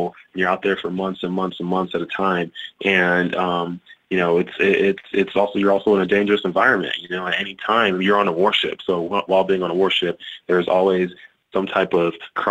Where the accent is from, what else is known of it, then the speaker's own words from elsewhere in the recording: Texas, United States; moved away; growing up in Texas